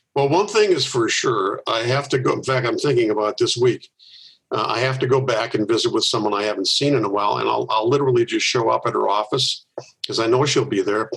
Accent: Milwaukee, Wisconsin, United States; I, have lived here most of my life. I was born in Milwaukee.

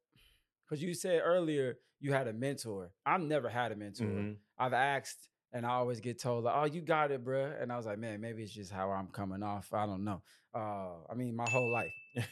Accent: Chicago, Illinois, United States; You know, I'm from Chicago, you from St. Louis.

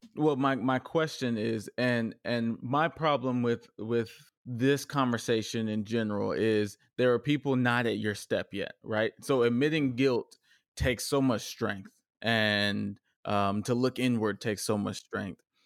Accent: Richardson, Texas, United States; also born or lived in Dallas, Texas; grew up in a very diverse cultural n, neighborhood of Richardson, Texas

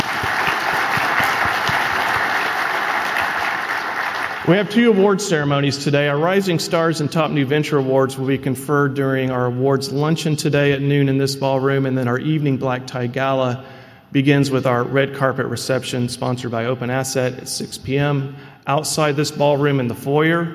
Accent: Fayetteville, Arkansas, United States; my hometown, which serves as the Zweig Group headquarters now

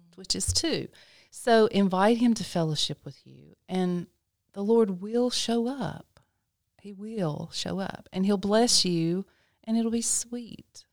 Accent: Lexington, North Carolina, United States; I was born and raised in Lexington, North Carolina.

